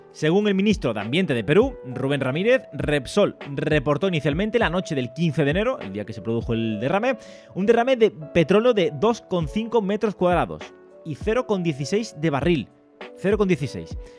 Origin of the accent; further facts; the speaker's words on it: Andalusia, Spain; aquí en mi tierra